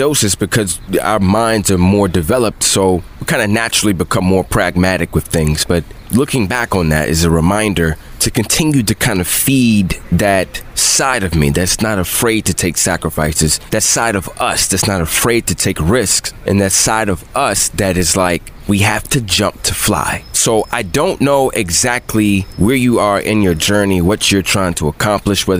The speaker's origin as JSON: {"language": "English", "town": "Bowie", "region": "Maryland", "country": "United States", "said": "I'm from Bowie."}